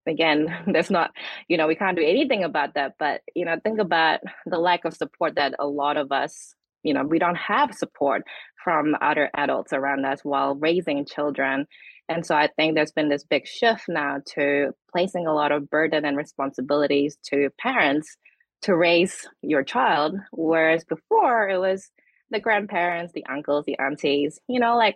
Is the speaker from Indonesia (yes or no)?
yes; Indonesia; now in New Zealand; I'm from Indonesia, and my grandmother still live in a multi-generational four-story house